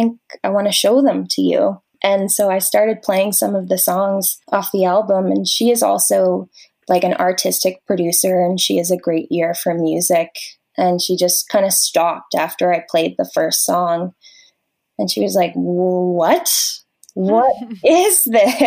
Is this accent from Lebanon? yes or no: no; Grimsby, Ontario, Canada; also born or lived in St. Catharines, Ontario; now in Toronto, Canada; I grew up in Grimsby, Ontario, a small town